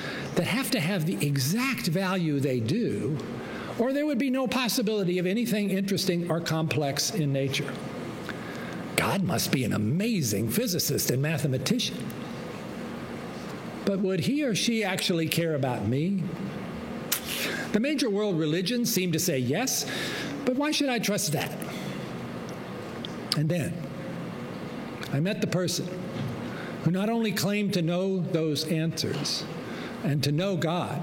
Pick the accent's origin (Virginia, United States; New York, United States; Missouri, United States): Virginia, United States; as I was growing up in Virginia